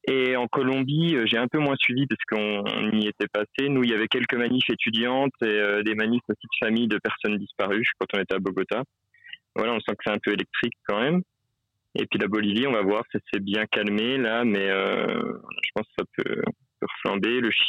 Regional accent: Besançon, Bourgogne-Franche-Comté, France; now in Peru; alors, on n'est pas à Besançon, on vient de Besançon, mais on est un peu plus loin, on est au Pérou, là.

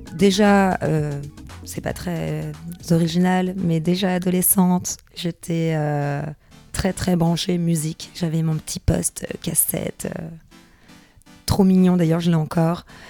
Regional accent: Paris, Île-de-France, France; also born or lived in Bordeaux / Saint-Denis; je suis parisienne

